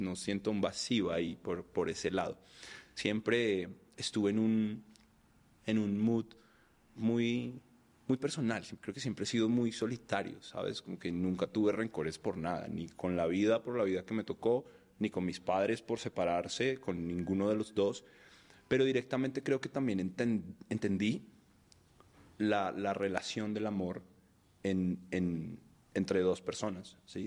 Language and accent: Spanish; Bogotá, Colombia; also born or lived in Cartagena, Colombia; Yo nací en Colombia, en Cartagena, que es el, Caribe colombiano de mamá caleña y papá costeño.